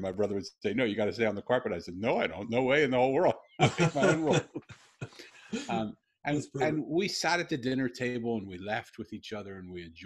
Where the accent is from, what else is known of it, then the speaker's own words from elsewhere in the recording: Philadelphia, Pennsylvania, United States; moved away; also born or lived in Jerusalem; I grew up in Philly. I don't think I've ever grown up. I was born in Philly.